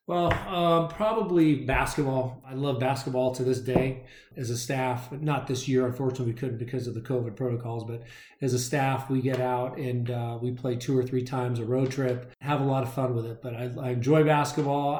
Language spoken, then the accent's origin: English; San Fernando Valley, Southern California, United States; now in Arizona, United States; was born and raised in the San Fernando Valley in Southern California and now lives in Arizona.